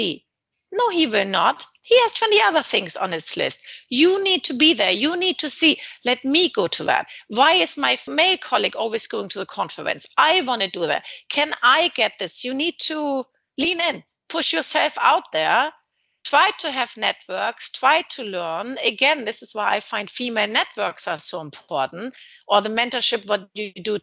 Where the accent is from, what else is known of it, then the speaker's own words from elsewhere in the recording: Hamburg, Germany; moved away as an adult; also born or lived in Southampton / London; now in Dubai, United Arab Emirates; I come from Hamburg